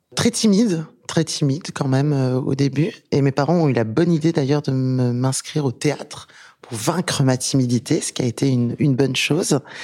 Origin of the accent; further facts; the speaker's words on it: France; also born or lived in Rabat, Morocco / Tangier, Morocco / Thouars, Deux-Sèvres, France; Donc je suis née à Rabat et j'ai grandi à Tanger, qui est une magnifique ville euh, très cosmopolite euh, dans le nord du Maroc. Et je suis venue en France parce que ma mère était prof d'anglais